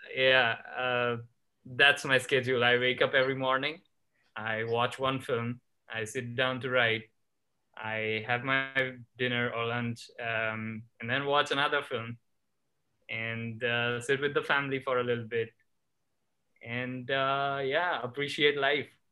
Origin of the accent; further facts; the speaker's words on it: Ahmedabad, Gujarat, India; moved away as an adult; also born or lived in Los Angeles; I was born and raised in India, in a state called Gujarat